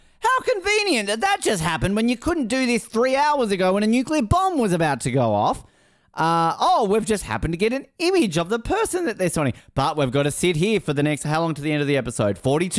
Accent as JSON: {"language": "English", "country": "Australia", "said": "I'm Australian. I shouldn't be allowed to be president."}